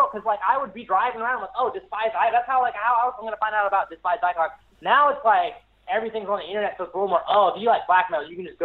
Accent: the Carolinas, United States; growing up in Carolina, and then I'm, I'm, uh, I'm 27

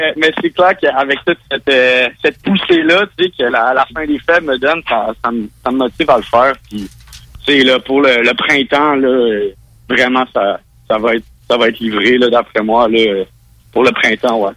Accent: Quebec City, Quebec, Canada; also born or lived in Montreal; je viens, viens de Québec

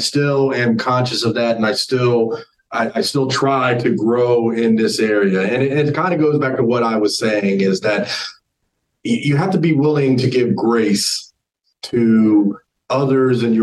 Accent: New Jersey, United States; moved away as an adult; also born or lived in North Carolina; I grew up in New Jersey

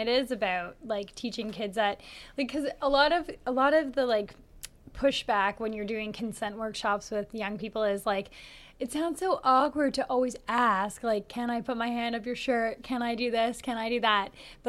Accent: Canada; We're so Canadian.

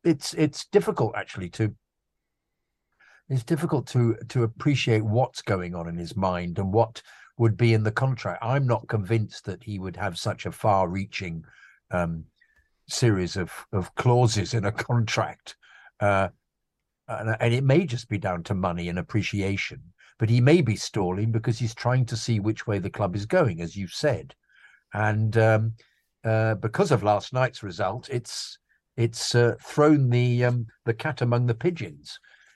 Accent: California, United States; I'm from California, lovely place.

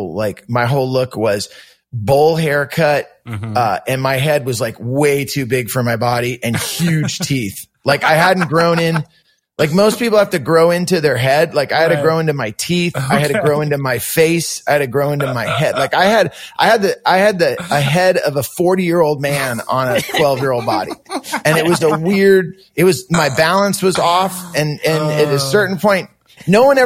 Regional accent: Santa Cruz, California, United States; born or raised there; also born or lived in San Jose

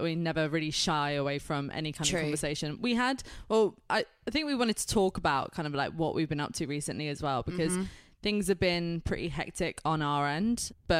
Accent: United Kingdom; I'm British.

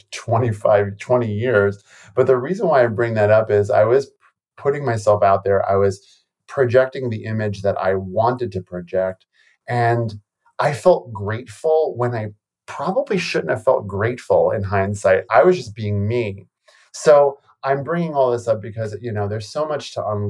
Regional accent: New York City, New York, United States; I grew up in New York City. I grew up in the Bronx, New York, in an Italian Catholic neighborhood.

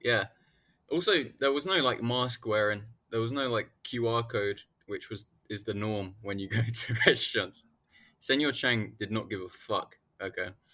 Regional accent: United Kingdom; The U K

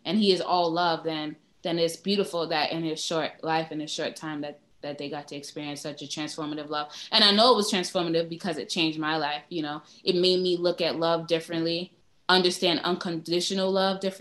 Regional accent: New York City, New York, United States; I'm from Brooklyn

